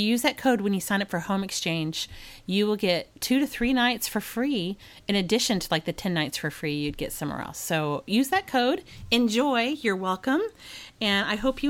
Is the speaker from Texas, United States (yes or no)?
yes; Dallas, Texas, United States; I grew up in Texas, which is like in the South